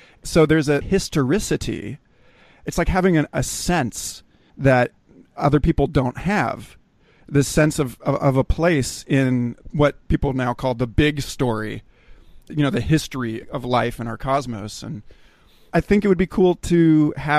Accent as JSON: {"language": "English", "town": "Kansas City", "country": "United States", "tie": "born or raised there", "moved": "yes", "lives_now": "Austin, United States", "said": "I grew up just outside of Kansas City."}